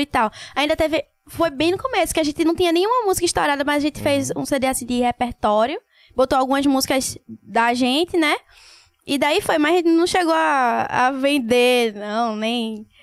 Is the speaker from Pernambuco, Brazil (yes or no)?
yes; Paulista, Pernambuco, Brazil; also born or lived in Recife / Olinda / Águas Compridas; Minha mãe vivia se mudando, mas maior parte, assim, da minha vida foi em Paulista